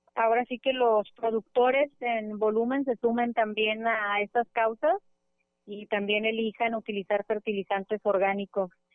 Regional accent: El Grullo, Jalisco, Mexico; soy de aquí del Grullo, aquí vivo en el Grullo

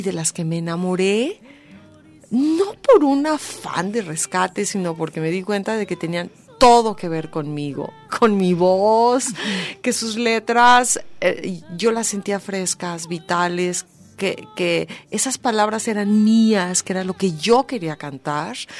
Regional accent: Mexico; Como mexicanos contemporáneos, que somos el resultado de esa mezcla

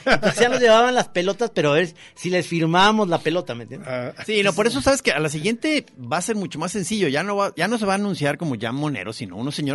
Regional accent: Mexico; Somos los únicos de México.

